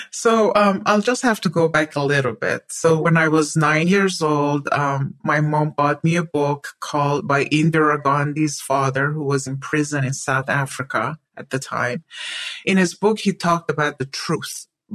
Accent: Iran; So growing up in Iran as a child was wonderful.

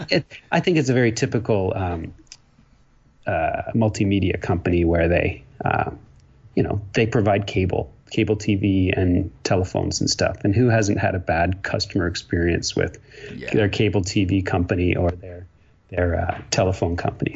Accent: Ontario, Canada; moved away as an adult; also born or lived in Quebec; now in British Columbia, Canada; I grew up in a small town in Ontario. Um, and uh, so, yes, I'm a Canadian.

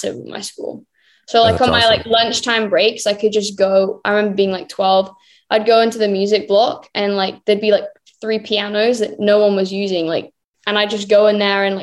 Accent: Birmingham, West Midlands, United Kingdom; moved away as an adult; now in Los Angeles, United States; I spent my whole like childhood, like growing up in Birmingham

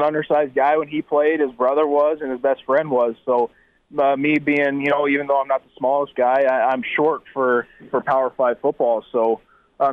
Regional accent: South Dakota, United States; born or raised there

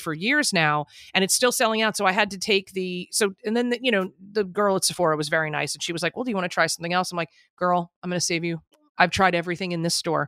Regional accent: New Jersey, United States; I'm from Jersey

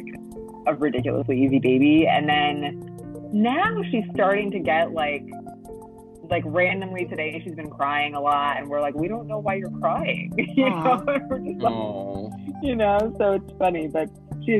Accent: United States; being a Latina growing up in the United States

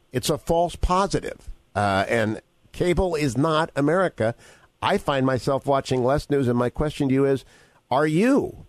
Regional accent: North Dakota, United States; I've been a lifelong fan. I grew up in North Dakota.

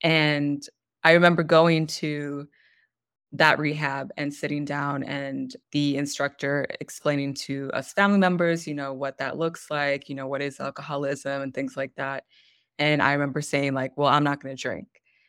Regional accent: California, United States; also born or lived in Michigan / Pennsylvania; So I was born in Michigan, but I didn't live there past, I think, one, if that. So my family went back to Los Angeles, and we moved around a bunch within California, eventually moved to Pennsylvania, Connecticut, Pennsylvania again, Maryland, Pennsylvania again, California

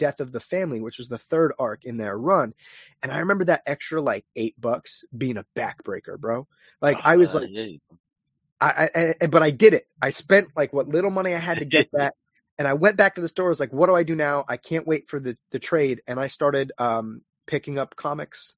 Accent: New London, Connecticut, United States; I'm originally from New London, Connecticut, small town

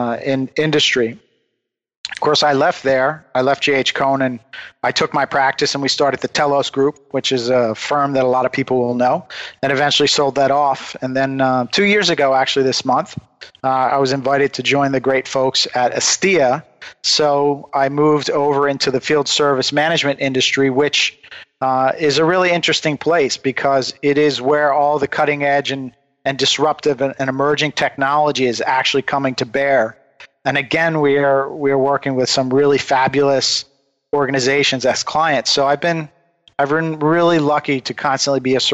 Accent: United States; we come from the Delaware River, which is the home of decoy carving. Many of the great old-time decoy carvers came from there. So I grew up in this environment

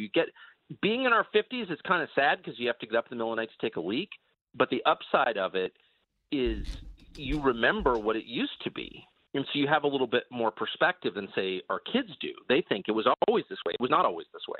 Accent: La Jolla, California, United States; moved away; also born or lived in Georgetown, Washington, D.C.; I grew up in La Jolla, California, and Georgetown

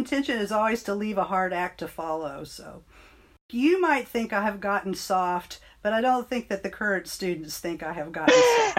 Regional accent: Bowling Green, Kentucky, United States; also born or lived in Ohio; I was born in Ohio. My dad was in the military, and then he went to graduate school, and we ended up in Bowling Green, Kentucky, where I did most of my schooling

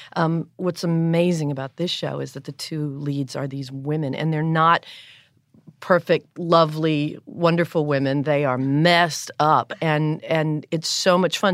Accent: North Carolina, United States; I'm from the South. I'm from North Carolina.

